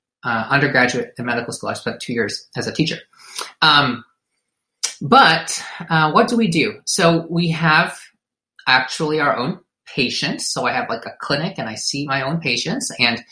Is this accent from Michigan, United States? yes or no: yes; Detroit, Michigan, United States; I was born in Detroit, Michigan. Raised by Filipino immigrants, went to college